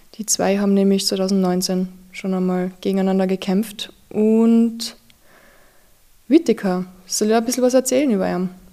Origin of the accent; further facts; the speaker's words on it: Austria; als Österreicher